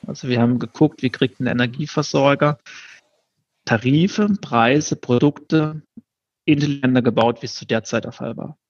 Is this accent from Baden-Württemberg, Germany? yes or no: yes; Baden-Württemberg, Germany; also born or lived in Karlsruhe; Ich bin äh, im Süden von Deutschland groß geworden, da bin ich geboren.